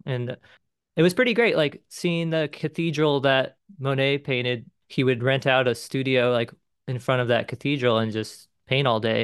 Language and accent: English; Mission Viejo, California, United States; now in Cincinnati, United States; I'm originally from Mission Viejo, California, and, um, grew up in, like, a suburban sprawl